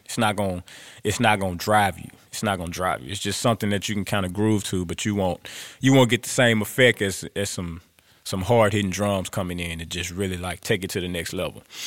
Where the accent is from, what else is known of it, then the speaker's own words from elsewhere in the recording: Grambling, Louisiana, United States; I'm from Grambling, I'm a Grambling boy